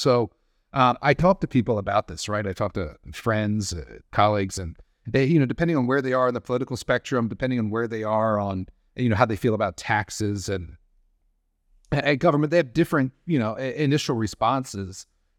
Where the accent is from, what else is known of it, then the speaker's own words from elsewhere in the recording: Maryland, United States; And he was quite close to where I grew up in Cecil County, Maryland.